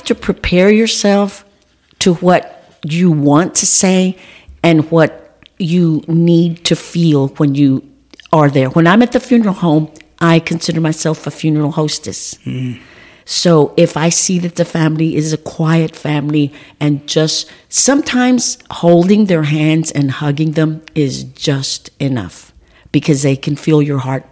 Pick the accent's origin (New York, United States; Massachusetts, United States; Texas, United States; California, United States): Texas, United States; George West; growing up in George West